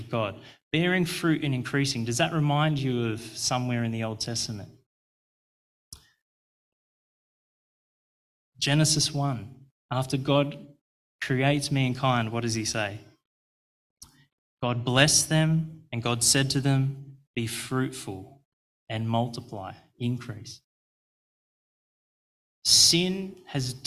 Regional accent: Australia; I'm Australian

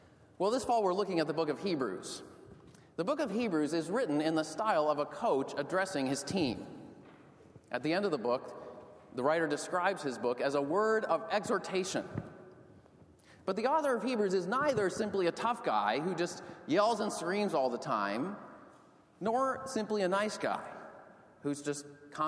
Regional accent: outside of Boston, Massachusetts, United States; When I was growing up outside of Boston, I played ice hockey for the town youth

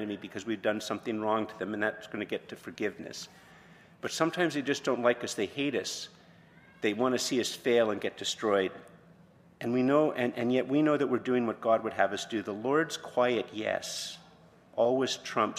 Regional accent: Montreal, Quebec, Canada; moved away; also born or lived in Ottawa, Canada; I was from Montreal originally, and then from Ottawa, and I'd never lived in a small town

